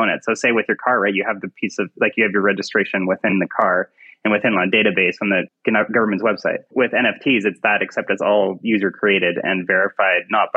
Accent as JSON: {"language": "English", "country": "Canada", "said": "I am an artist from Canada"}